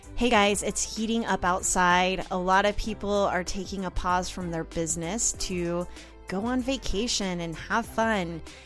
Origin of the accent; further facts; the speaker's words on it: Oklahoma City, Oklahoma, United States; I'm from Oklahoma City